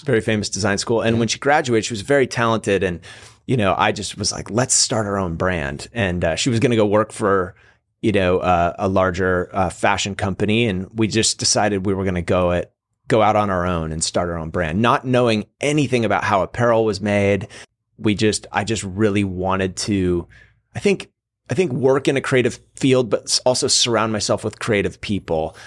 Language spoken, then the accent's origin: English; Seattle, Washington, United States; moved away as an adult; also born or lived in California; now in Encinitas, United States; I grew up in Seattle, moved to California when I was eighteen